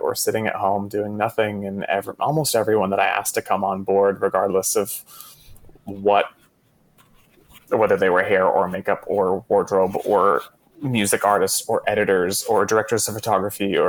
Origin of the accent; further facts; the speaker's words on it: Texas, United States; I was raised in Texas. I like grew up in households that were just only playing country music on the radio